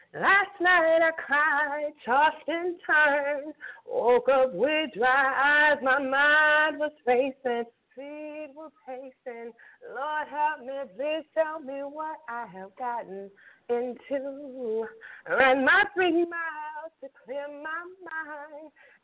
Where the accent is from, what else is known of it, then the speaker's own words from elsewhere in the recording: Kansas City, Kansas, United States; Okay, so I am originally from Kansas City, Kansas. I know a lot of y'all out there think I'm from Chicago or Las Vegas or California, but I am from Kansas City, Kansas, and I am proud of that.